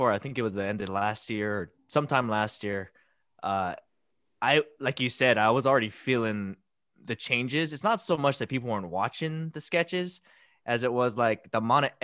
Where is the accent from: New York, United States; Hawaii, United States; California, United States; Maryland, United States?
Hawaii, United States; Hilo; Hilo, Big Island.